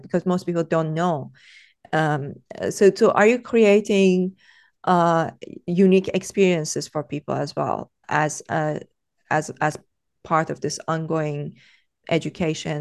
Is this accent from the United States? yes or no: no; Iran; moved away; growing up in Iran